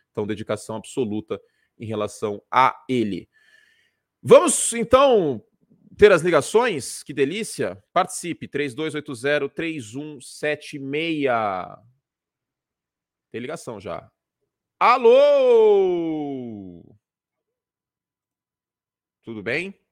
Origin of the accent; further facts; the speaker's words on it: São Paulo, Brazil; Sou de São Paulo.